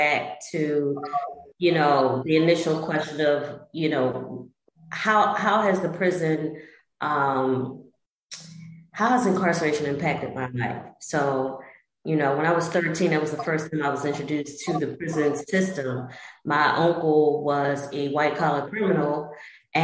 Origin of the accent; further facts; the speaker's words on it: Philadelphia, Pennsylvania, United States; growing up in Southwest Philly